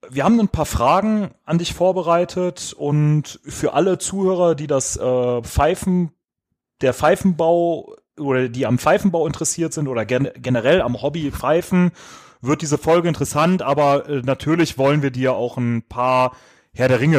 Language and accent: German; Düsseldorf, North Rhine-Westphalia, Germany; wie einige ja schon mitbekommen haben, kommen wir aus Düsseldorf und da trinkt man bekanntlich Altbier.